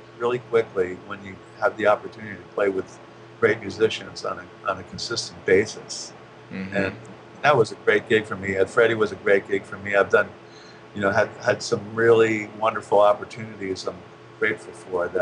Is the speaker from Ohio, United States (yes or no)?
no; around New York, United States; now in Los Angeles, United States; I grew up around New York